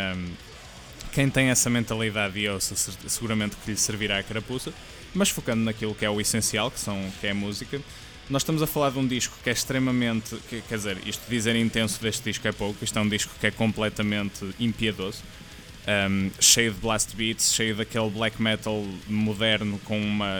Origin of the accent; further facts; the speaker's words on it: Portugal; sendo nós portugueses